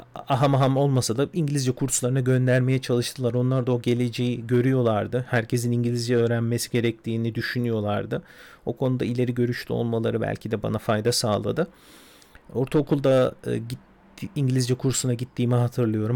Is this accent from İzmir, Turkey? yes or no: no; Istanbul, Turkey; İstanbul'da doğdum, büyüdüm